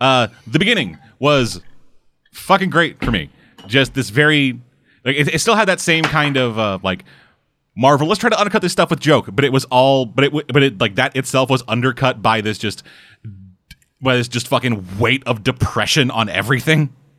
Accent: United States; Yo, we fucking American, we don't gotta make fucking sense.

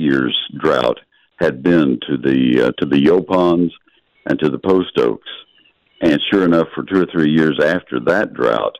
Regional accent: Bryan, Texas, United States; also born or lived in Ohio; I grew up in Bryan College Station

